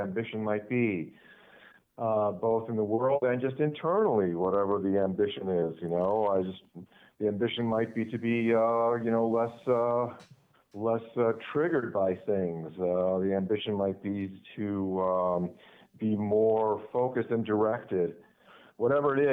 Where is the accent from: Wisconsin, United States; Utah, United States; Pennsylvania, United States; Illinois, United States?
Illinois, United States; Lake Forest; also born or lived in Michigan; So I was raised in Lake Forest. That's a north suburb of Chicago, a wealthy suburb